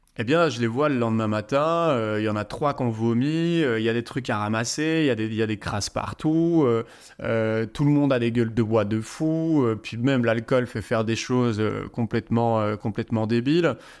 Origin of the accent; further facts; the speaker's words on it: Liège, Wallonia, Belgium; J'étais dans la ville de Liège, en Belgique, c'est ma ville natale